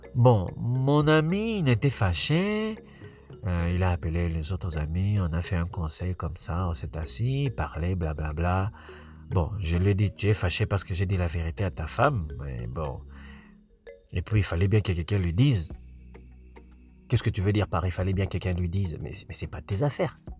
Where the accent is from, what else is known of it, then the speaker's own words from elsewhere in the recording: Quebec, Canada; also born or lived in Africa / United States; now in Montreal, Canada; je suis africain, mais je ne suis pas un africain qui a grandi en Afrique en fait. Moi j'ai grandi ici au Québec